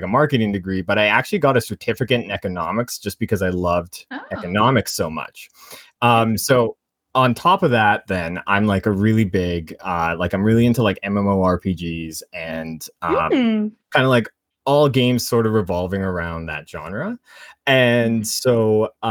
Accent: Canada; I am a Canadian and I work as a media analyst for an ad agency

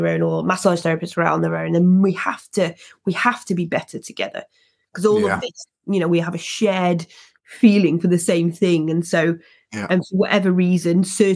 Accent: England, United Kingdom; as a Brit, as somebody from Britain and English especially

